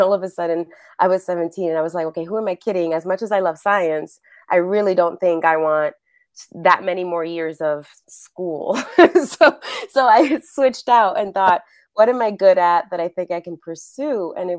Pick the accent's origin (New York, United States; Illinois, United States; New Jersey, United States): New York, United States; now in Los Angeles, United States; I'm originally from New York, been living in LA a really long time.